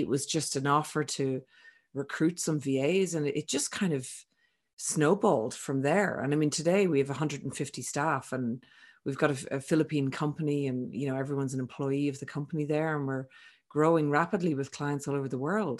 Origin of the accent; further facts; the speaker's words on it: Ireland; also born or lived in Sydney, Australia; now in France; I'm originally from Ireland